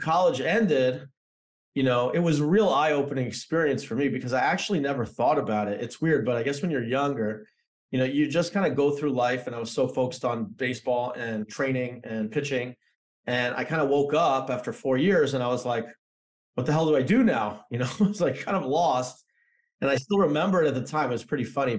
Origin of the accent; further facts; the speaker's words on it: Toronto, Ontario, Canada; moved away as an adult; also born or lived in New Jersey; So I'm from Canada. I grew up in Toronto.